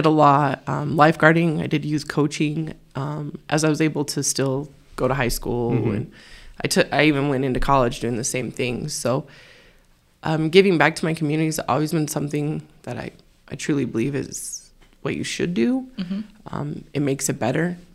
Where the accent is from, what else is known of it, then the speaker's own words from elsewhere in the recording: Mountain Home, Idaho, United States; What brought me here, I'm born and raised